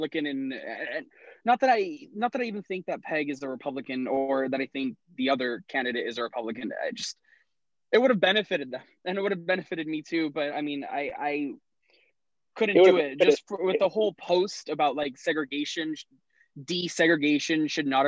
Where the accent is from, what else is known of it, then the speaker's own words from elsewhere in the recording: Miami, Florida, United States; now in Roanoke, United States; I grew up in Miami